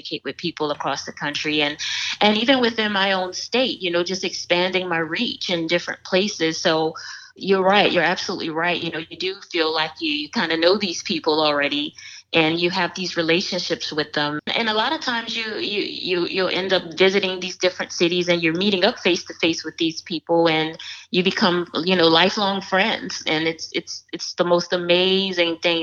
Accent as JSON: {"language": "English", "town": "New Orleans", "region": "Louisiana", "country": "United States", "said": "I'm from New Orleans"}